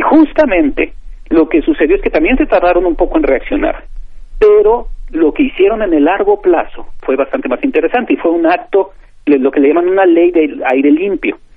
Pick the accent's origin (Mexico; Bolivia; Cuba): Mexico